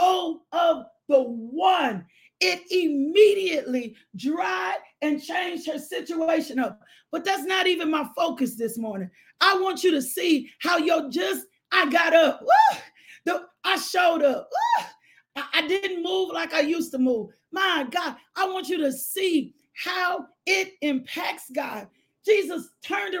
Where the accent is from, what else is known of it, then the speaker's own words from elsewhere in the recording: the South, United States; I'm from the South, and my South come out sometime.